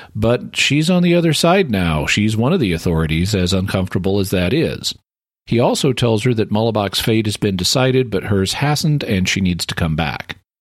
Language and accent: English; Fayetteville, Arkansas, United States; my hometown where I live is a hundred thousand people.